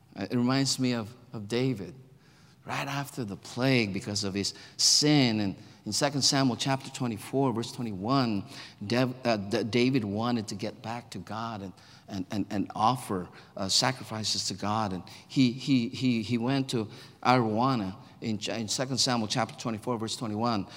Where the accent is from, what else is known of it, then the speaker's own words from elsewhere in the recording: Philippines; moved away as an adult; now in United States; I'm a Filipino, born in the Philippines, grew up in the Philippines